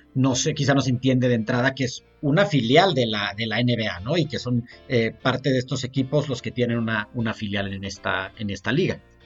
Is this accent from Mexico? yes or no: yes; Mexico; como mexicanos